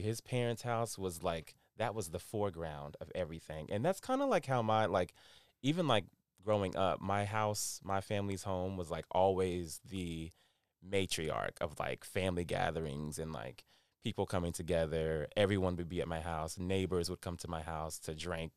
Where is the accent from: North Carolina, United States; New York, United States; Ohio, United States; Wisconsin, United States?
North Carolina, United States; born and raised in North Carolina, which makes me a Southern boy at heart